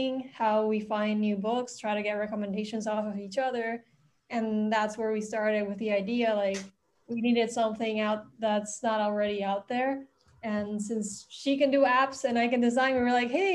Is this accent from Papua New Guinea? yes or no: no; Puerto Rico; I'm born and raised in Puerto Rico